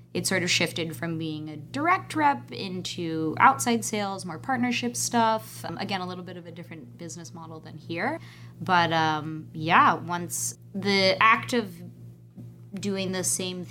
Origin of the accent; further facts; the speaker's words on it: Pennsylvania, United States; moved away; I grew up in Pennsylvania